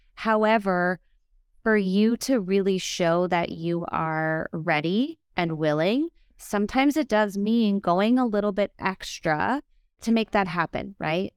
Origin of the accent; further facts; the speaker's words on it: Minnesota, United States; I'm a Midwesterner